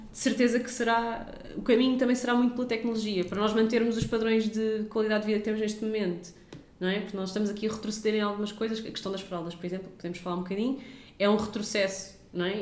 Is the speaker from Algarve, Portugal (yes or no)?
no; Lisbon, Portugal; nós somos de Benfica